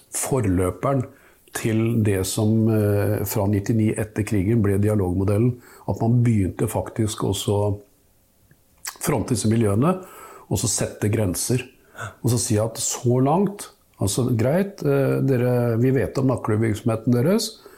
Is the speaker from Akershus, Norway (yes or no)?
yes; Nesodden, Akershus, Norway; der jeg vokste opp, altså på Nesodden